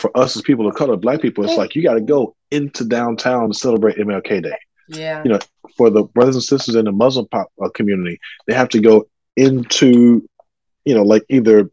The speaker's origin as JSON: {"language": "English", "town": "Cypress", "region": "Texas", "country": "United States", "tie": "born or raised there", "said": "I grew up in Cypress"}